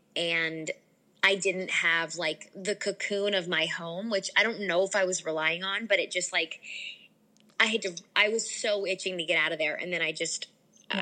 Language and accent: English; Delaware, United States; moved away as an adult; also born or lived in Stanford, California; now in Los Angeles, United States; I was raised in Delaware